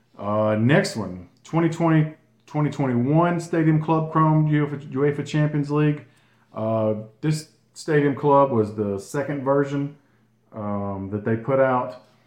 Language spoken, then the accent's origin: English; Gardendale, Alabama, United States; Gardendale, Alabama, my hometown, uh, just north of Birmingham.